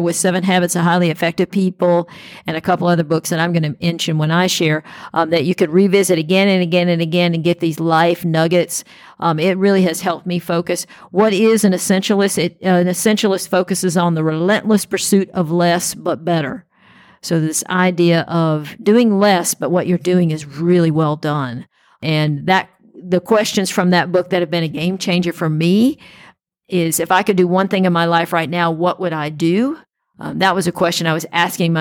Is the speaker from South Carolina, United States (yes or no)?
yes; South Carolina, United States; I'm also from South Carolina